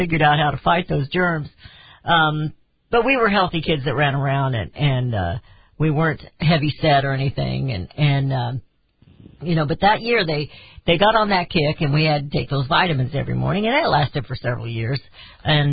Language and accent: English; Raytown, Missouri, United States; I grew up in Raytown area